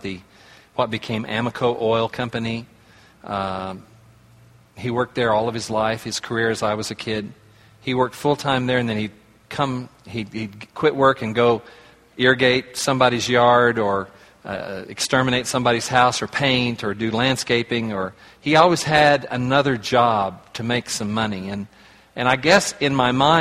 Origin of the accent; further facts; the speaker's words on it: Oklahoma, United States; I was raised in Oklahoma